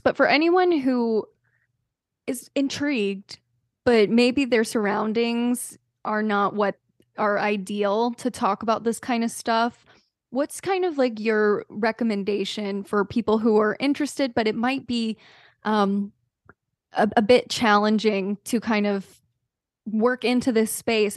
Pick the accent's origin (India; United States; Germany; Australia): United States; the South; myself growing up in the South